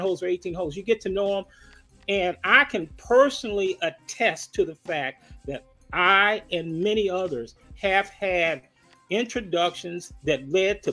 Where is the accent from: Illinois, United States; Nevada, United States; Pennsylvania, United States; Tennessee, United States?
Illinois, United States; Chicago; moved away; I'm from the West Side